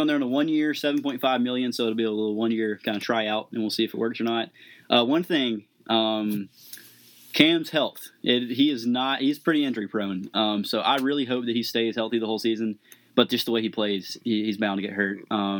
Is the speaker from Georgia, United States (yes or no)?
yes; Monticello, Georgia, United States; my hometown of Monticello.